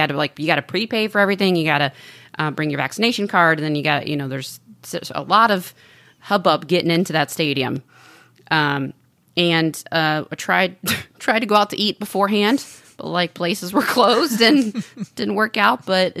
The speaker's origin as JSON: {"language": "English", "region": "Texas", "country": "United States", "moved": "yes", "lives_now": "Los Angeles, United States", "said": "I'm from Texas."}